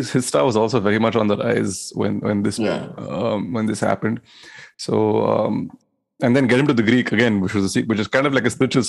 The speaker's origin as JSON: {"language": "English", "region": "London", "country": "United Kingdom", "said": "Yes, I am from London."}